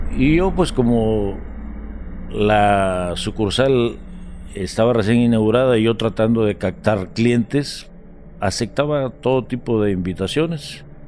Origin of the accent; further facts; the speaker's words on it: El Arenal del Centro, Guerrero, Mexico; Yo soy originario del Arenal del Centro, municipio de Benito Juárez, que está ubicado en la costa grande del estado de Guerrero.